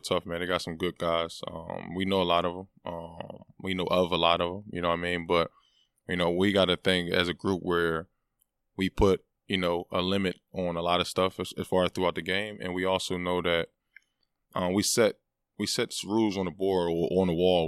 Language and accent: English; Philadelphia, Pennsylvania, United States; being from that city